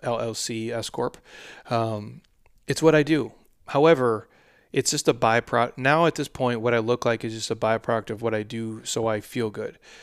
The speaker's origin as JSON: {"language": "English", "region": "Midwest", "country": "United States", "said": "I'm from the Midwest"}